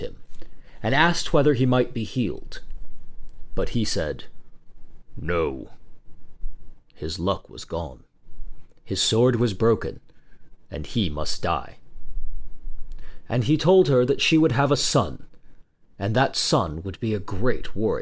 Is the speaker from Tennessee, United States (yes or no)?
no; Texas, United States; my home state of Texas